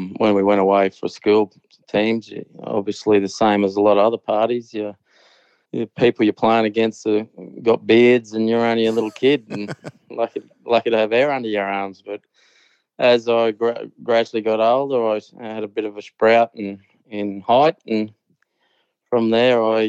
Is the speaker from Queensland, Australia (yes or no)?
yes; Collinsville, Queensland, Australia; moved away as an adult; also born or lived in Newcastle / Gold Coast; growing up in Collinsville was a small town